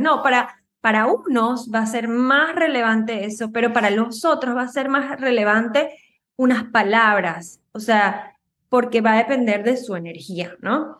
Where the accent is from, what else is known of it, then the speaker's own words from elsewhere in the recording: Venezuela; moved away as an adult; now in United States; yo soy de Venezuela.